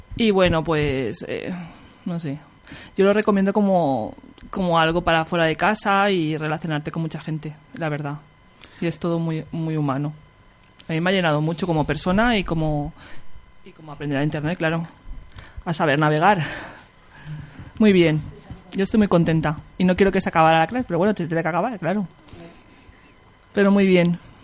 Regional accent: Picassent, Valencian Community, Spain; somos todas de Picasen

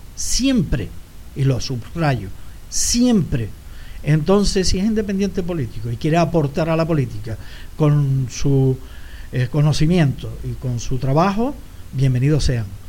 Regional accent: Canary Islands, Spain; also born or lived in Sweden; la forma de ser de los canarios, lo abierto que éramos, los campechanos que éramos

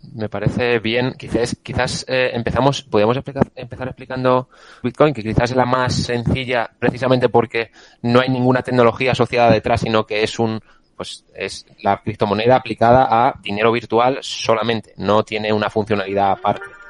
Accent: Castilla-La Mancha, Spain; now in Madrid, Spain; como Castellano Manchego

